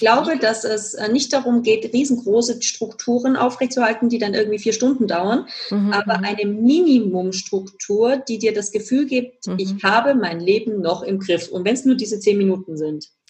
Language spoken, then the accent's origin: German; Germany; moved away as an adult; also born or lived in Spain; now in Vienna, Austria; ich wohne ja in Wien und bin gebürtige Deutsche und war sehr mhm. lange in Spanien